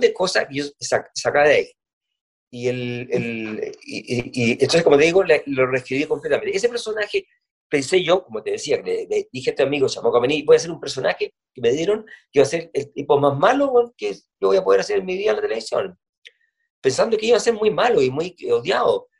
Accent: Punta Arenas, Magallanes and Chilean Antarctica, Chile; yo soy de Punta Arena

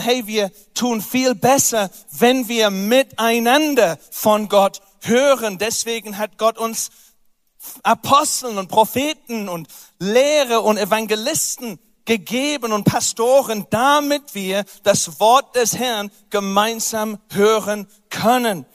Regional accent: England, United Kingdom; German is a second language; moved away

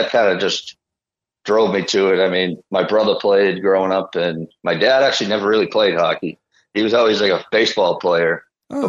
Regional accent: Boston, Massachusetts, United States; I'm from Dorchester, Massachusetts

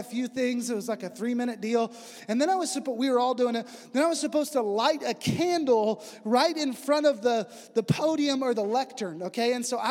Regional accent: West Texas, United States; moved away; also born or lived in China; I'm from West Texas. I barely speak English

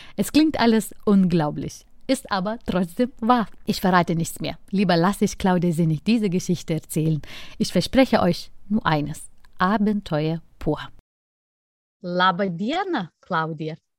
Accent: Lithuania; mein Heimatland

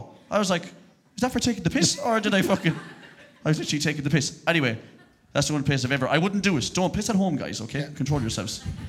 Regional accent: Connacht, Ireland; accent: Sligo; I'm from Roscommon and I talk like a Sligo person.

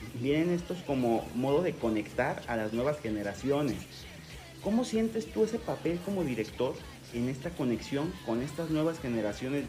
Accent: Mexico; yo soy mexicano también

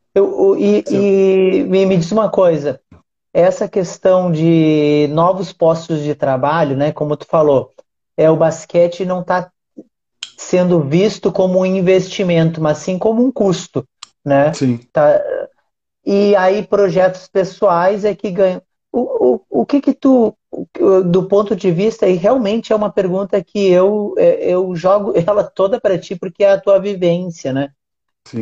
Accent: Uruguaiana, Rio Grande do Sul, Brazil; eu sou do Rio Grande do Sul

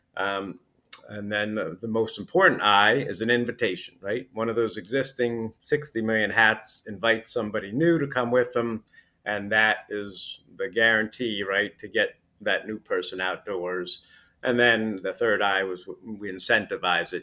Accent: Putnam County, New York, United States; I, I grew up in, uh, Putnam County, New York, which is about forty miles north of, uh, New York City

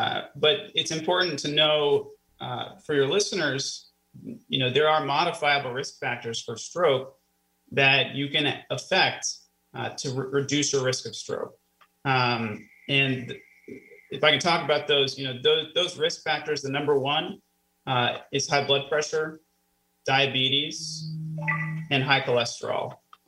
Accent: Florida, United States; also born or lived in Missouri; now in Erie, United States; I am a transplant. I was born in Missouri. I spent a lot of my early years in Florida. I went to college in Florida at the University of Florida

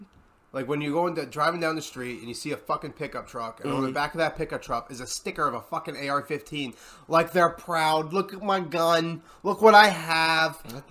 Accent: United States; I hate that I'm American.

